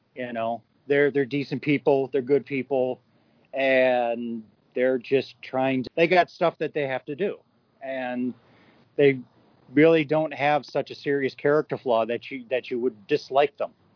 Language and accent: English; upstate New York, United States; I grew up in the North. I grew up in upstate New York